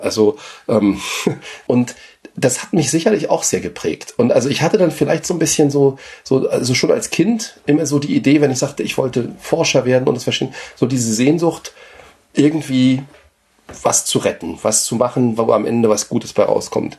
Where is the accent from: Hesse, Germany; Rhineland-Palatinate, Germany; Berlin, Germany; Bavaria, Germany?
Berlin, Germany; moved away as an adult; also born or lived in France; ich komme ja aus Ostberlin